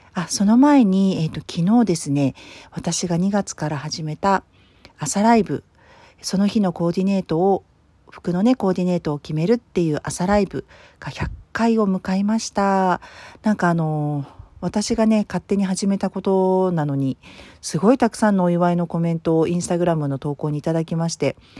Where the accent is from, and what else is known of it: Tokyo, Japan; born or raised there; moved away